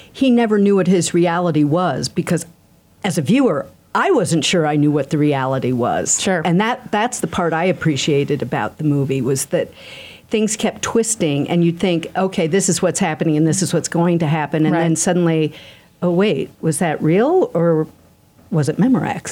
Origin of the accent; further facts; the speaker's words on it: Philadelphia, Pennsylvania, United States; I grew up in Philadelphia at the time